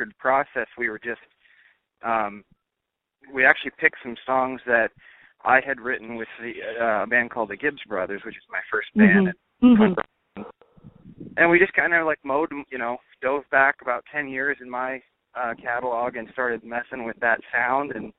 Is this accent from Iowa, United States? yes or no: yes; Iowa, United States; now in Tennessee, United States; Born in Iowa.